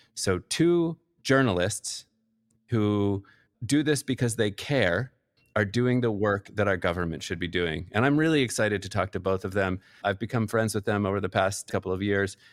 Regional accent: Pennsylvania, United States; my home state of Pennsylvania

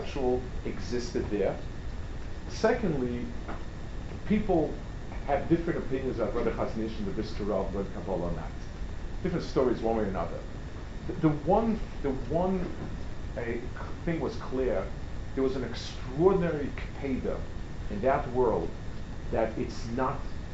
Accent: New York City, New York, United States; I grew up on the Lower East Side

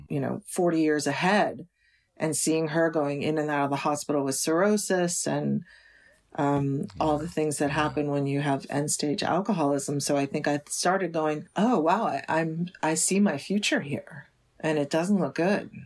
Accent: United States; also born or lived in New York City, United States; even though I was born in New York City, this particular, we, I grew up kind of out in the country

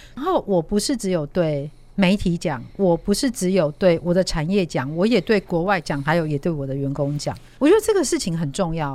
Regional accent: Taiwan; 我们台湾这边

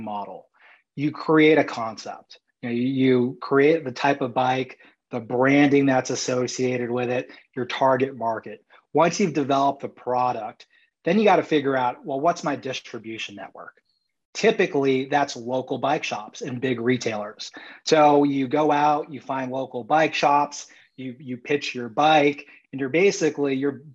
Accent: San Diego, California, United States; I was born and raised in San Diego and graduated high school there

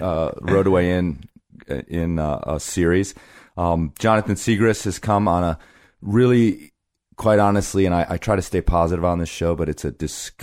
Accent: Green Bay, Wisconsin, United States; born there; Yeah, I was born in Green Bay.

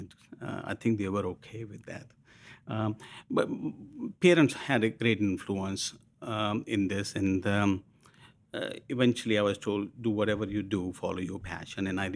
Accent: New Delhi, Delhi, India; moved away as an adult; also born or lived in London; now in Washington, D.C., United States; I was born in New Delhi, grew up in New Delhi, and in my early 20s, I moved to London

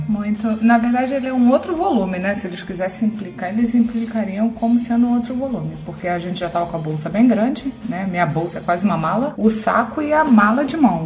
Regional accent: Rio de Janeiro, Brazil; now in Santos, Brazil; eu sou carioca

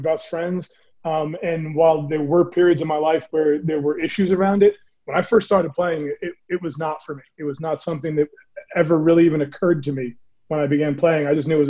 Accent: Bedford, New York, United States; I grew up in Bedford, New York, about 45 minutes north of New York City. It's a white suburb.

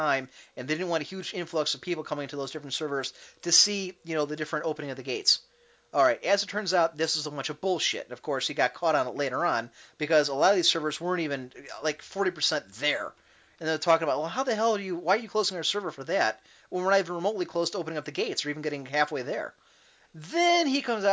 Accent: Cleveland, Ohio, United States; I'm from Cleveland

